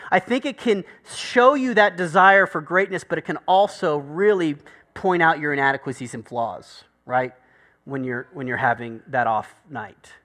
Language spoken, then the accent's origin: English; United States; I'm American